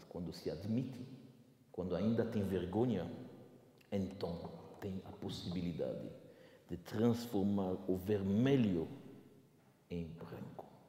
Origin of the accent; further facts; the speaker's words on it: Belgium; moved away; eu venho da Bélgica. na Bélgica, na minha cidade